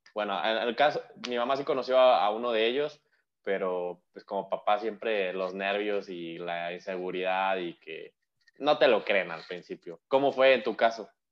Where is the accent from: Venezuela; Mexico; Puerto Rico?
Mexico; como mexicanos o como latinoamericanos